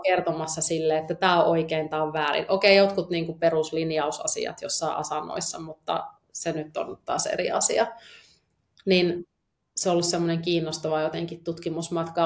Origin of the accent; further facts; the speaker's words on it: Eastern Finland, Finland; moved away; mä oon tuolta landelta kotoisin, elänyt, jee, elänyt tuolla tota, Itä-Suomen järven rannalla lapsuuteni